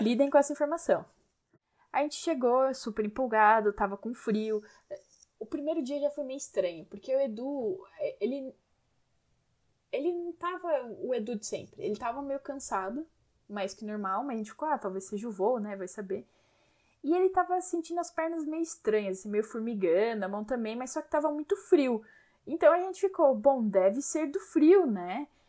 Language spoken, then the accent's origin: Portuguese; Brazil; como brasileiros que somos, não tínhamos roupas para tanto frio